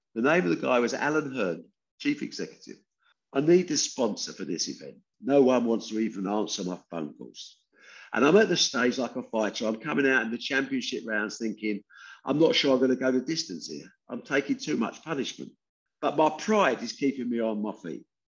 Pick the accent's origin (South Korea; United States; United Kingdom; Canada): United Kingdom; Debden, East of England; also born or lived in Dagenham, East London; After a couple of years, we got shunted off to a Debden industrial estate in Essex, where I spent the next 16 years.